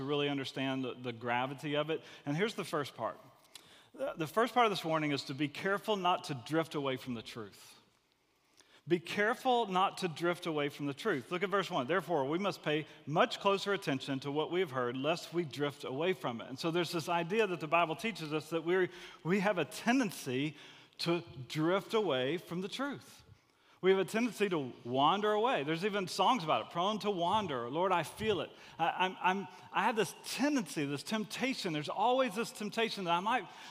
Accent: Gulf Coast, United States; I grew up on the Gulf Coast.

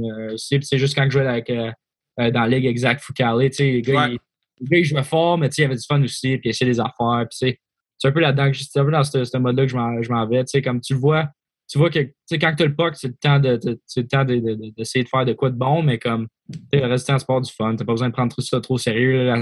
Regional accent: Canada; moved away; also born or lived in Switzerland; j'ai grandi en Suisse, grandi au Canada.

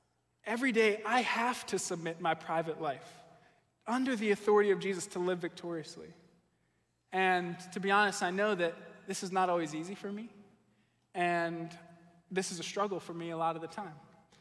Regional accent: Connecticut, United States; now in Michigan, United States; We're really blessed out here in Michigan, where I grew up in Connecticut

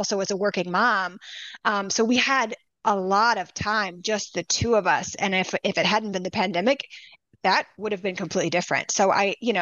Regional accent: Louisiana, United States; now in Chicago, United States; I'm from Louisiana.

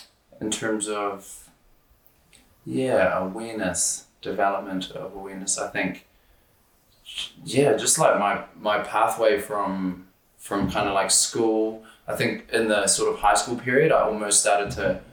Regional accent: Auckland, New Zealand; my genealogy comes from Tūwharetoa, which is like the Taupō, Tūrangi region of the country. But we were raised in Auckland, so we were always like the Auckland fancy family.

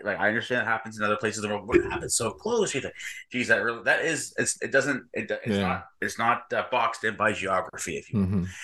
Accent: New Brunswick, Canada; I live in eastern part of Canada in New Brunswick. And I am a faithful follower of Jesus. I love God. I've been a believer for, I guess, 6 or so years now. Most of my day is taken up by being the director of strategy and business development at a marketing agency here in my hometown.

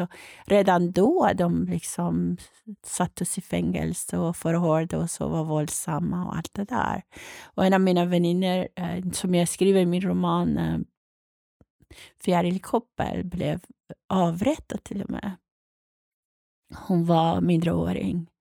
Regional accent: Iran; now in Sweden; jag är född och uppvuxen i Iran

